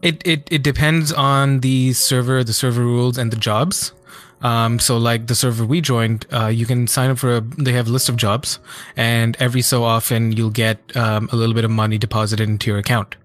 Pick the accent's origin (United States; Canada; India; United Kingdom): India; I'm Indian